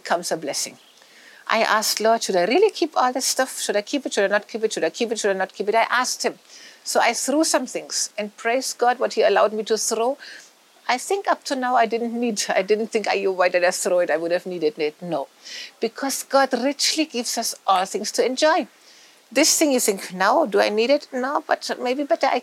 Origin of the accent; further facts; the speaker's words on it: Germany; moved away; I come from Germany